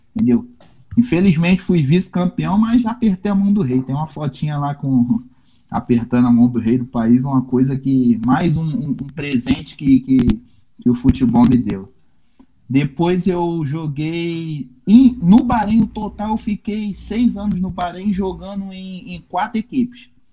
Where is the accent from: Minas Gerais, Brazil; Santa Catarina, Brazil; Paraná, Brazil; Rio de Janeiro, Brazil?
Rio de Janeiro, Brazil; Belford Roxo; moved away as an adult; also born or lived in Indonesia / Malaysia / Oman; now in Macaé, Brazil; Novinho nas ruas de, de Belfor Roxo, eu sou do, do Rio, da Baixada Fluminense